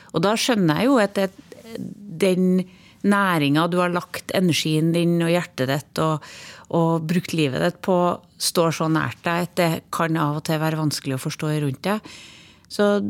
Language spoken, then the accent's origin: Norwegian; Trøndelag, Norway; accent: Trønder dialect; moved away as an adult; also born or lived in Overhalla; now in Oslo, Norway; Jeg er en trønder inni. Dialekta mi får jeg ikke bort.